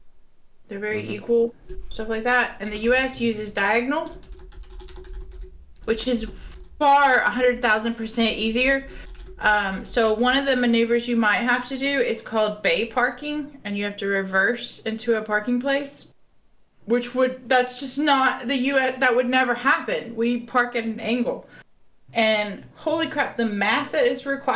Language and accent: English; United States; now in United Kingdom; as an American